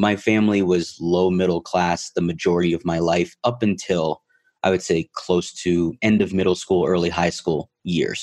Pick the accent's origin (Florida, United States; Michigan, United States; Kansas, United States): Florida, United States; Miami; moved away as an adult; now in Colorado, United States; I was born and raised in Miami, Florida, and went to college in Florida. Everything was Florida for 28 years of my life